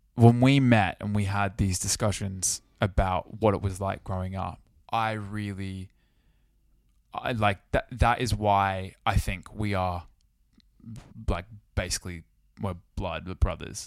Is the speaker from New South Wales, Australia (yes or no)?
yes; Sydney, New South Wales, Australia; now in United Kingdom; Growing up in Sydney